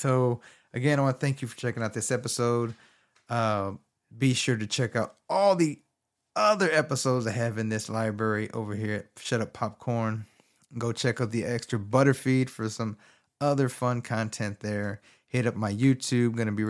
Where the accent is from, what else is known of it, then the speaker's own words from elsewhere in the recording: Texas, United States; I'm from Texas. So he had a governor race between Greg Abbott and Beto O'Rourke.